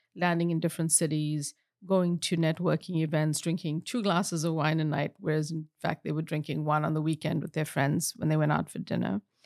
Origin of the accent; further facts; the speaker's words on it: South Africa; moved away; I grew up in apartheid in South Africa